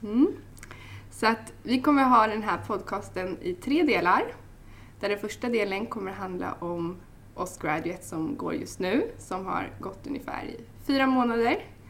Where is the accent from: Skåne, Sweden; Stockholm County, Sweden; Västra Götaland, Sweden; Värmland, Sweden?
Stockholm County, Sweden; Stockholm; jag kommer från Stockholm